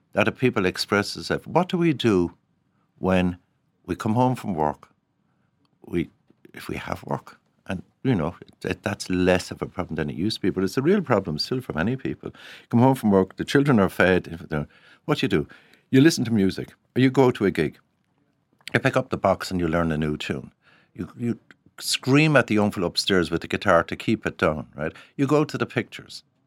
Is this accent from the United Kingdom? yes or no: no; Cork, Munster, Ireland; when I grew up in Cork, Every young fella had a hurley